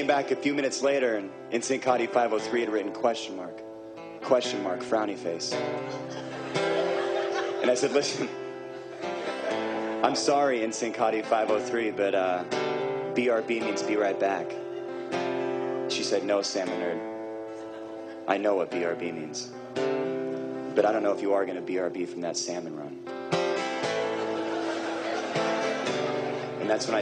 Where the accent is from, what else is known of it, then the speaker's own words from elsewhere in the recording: Seattle, Washington, United States; growing up in Seattle, Washington